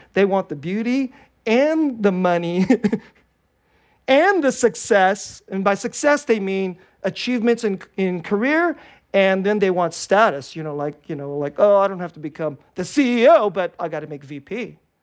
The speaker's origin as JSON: {"language": "English", "area": "Bay Area", "region": "California", "country": "United States", "tie": "born or raised there", "also_born_or_lived": "Korea / Richmond, California / Hayward, California", "second_language": "English", "said": "I was born in Korea, and my parents, you know, you know, we immigrated to the United States when I was five years old. I'm a Bay Area kid"}